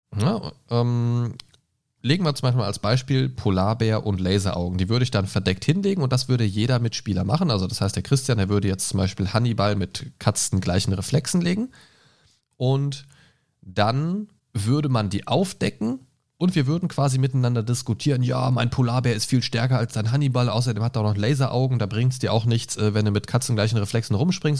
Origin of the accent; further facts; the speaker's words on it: Göttingen, Lower Saxony, Germany; moved away; Aus meiner alten Heimat Göttingen